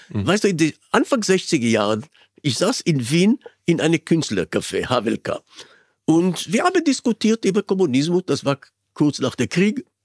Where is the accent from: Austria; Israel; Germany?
Israel; moved away; ich bin geboren in Israel, mhm. ich bin 87.